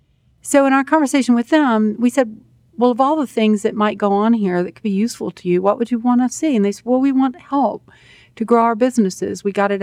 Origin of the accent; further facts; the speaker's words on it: Louisiana, United States; I'm Cajun, too, and honest to God, you know, there's nothing funnier to a Cajun than a person taking themselves real seriously.